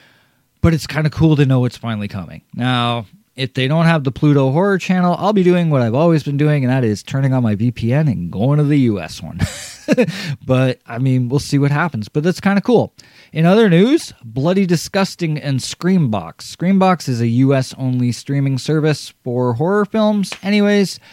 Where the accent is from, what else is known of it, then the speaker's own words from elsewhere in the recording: Canada; For my home country